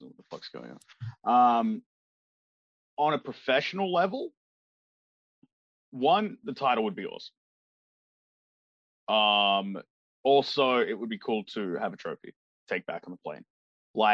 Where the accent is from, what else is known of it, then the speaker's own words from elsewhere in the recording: Australia; I'm from Australia. I'm a 10-hour flight away.